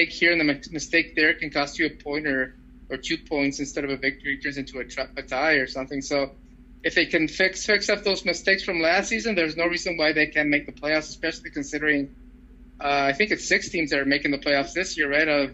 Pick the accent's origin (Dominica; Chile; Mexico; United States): Mexico; moved away; when I was growing up in Mexico